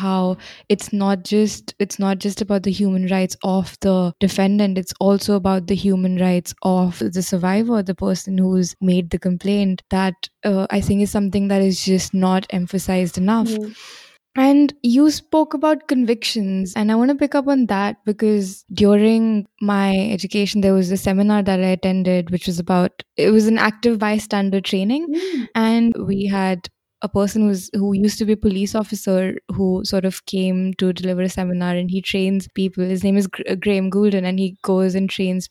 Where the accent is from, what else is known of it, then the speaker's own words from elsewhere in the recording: India; I'm from India